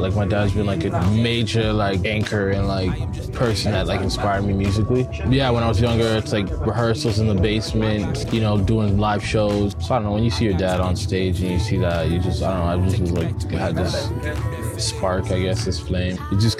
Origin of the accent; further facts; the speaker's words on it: Vancouver, British Columbia, Canada; also born or lived in Montreal; now in Calgary, Canada; I'm born in Calgary, somewhat raised in Calgary. I grew up in Vancouver and Montreal, and then came back here. So Calgary's always been home.